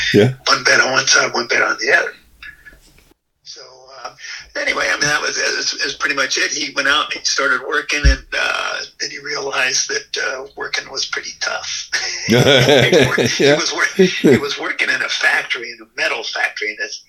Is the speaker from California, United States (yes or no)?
yes; California, United States; Well, Steve and I were like just 17 months apart in age, so he was 17 months older than I was.